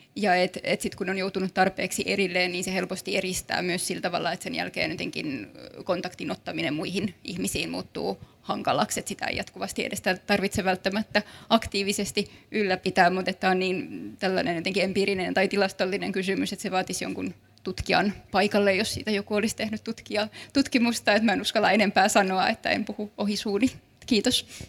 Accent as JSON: {"language": "Finnish", "town": "Kaarina", "region": "Southwest Finland", "country": "Finland", "tie": "born or raised there", "also_born_or_lived": "Turku", "said": "mä itse olen kasvanut Kaarinassa, mutta koen olevani hyvin turkulainen"}